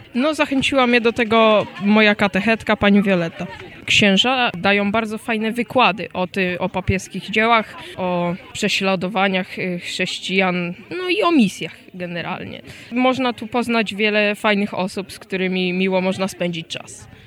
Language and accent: Polish; Diocese of Włocławek, Kuyavian-Pomeranian Voivodeship, Poland; mam 12 lat i pochodzę z diecezji włocławskiej